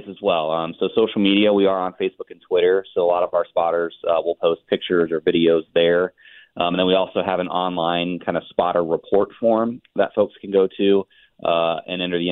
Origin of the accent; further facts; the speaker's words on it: Cincinnati, Ohio, United States; I actually grew up in Southern Ohio myself. I'm a Cincinnatian.